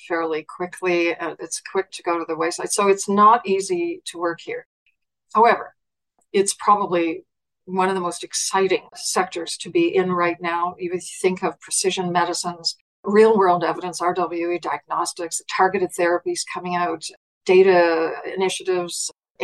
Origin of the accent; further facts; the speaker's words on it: Nova Scotia, Canada; moved away as an adult; also born or lived in Germany; Born and bred in Nova Scotia